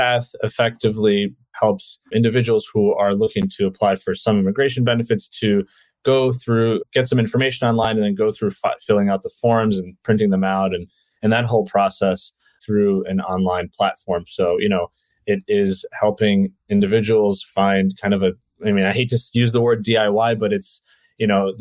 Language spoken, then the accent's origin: English; New York City, New York, United States; also born or lived in Ukraine; I moved to New York when I was 2.5 from the Ukraine. So we did move internationally, but yeah, I don't have any memories of anywhere else but New York City.